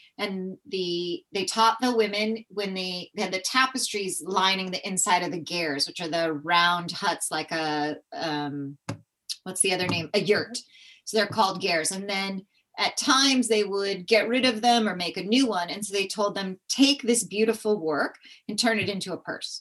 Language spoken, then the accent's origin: English; California, United States; I grew up in California.